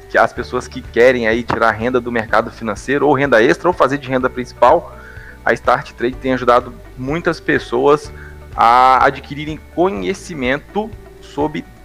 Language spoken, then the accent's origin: Portuguese; Ipatinga, Minas Gerais, Brazil; now in São Paulo, Brazil; eu atualmente eu moro em São Paulo mas eu sou de Ipatinga, Minas Gerais